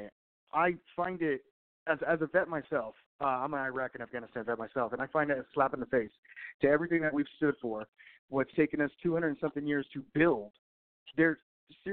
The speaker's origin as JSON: {"language": "English", "region": "Southern California", "country": "United States", "moved": "yes", "said": "I'm from Southern California myself. I'll go back to visit, but I definitely don't want to live there anymore"}